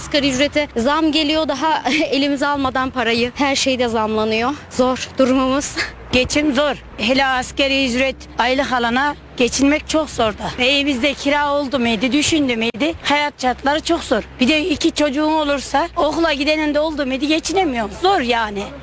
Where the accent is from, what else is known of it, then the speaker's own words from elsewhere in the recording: Malatya, Turkey; getir ben Malatyalıyım. Bak yanlış anlama. Ben Malatyalıyım.